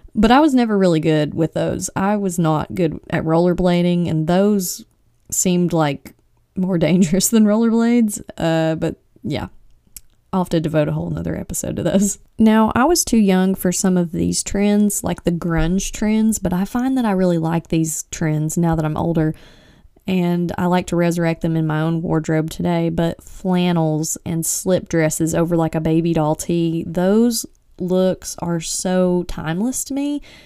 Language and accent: English; East Tennessee, United States; I'm from East Tennessee